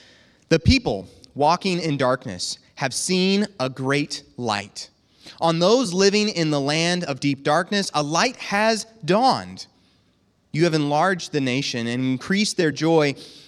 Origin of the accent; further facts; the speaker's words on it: Bushnell, United States; from Bushnell.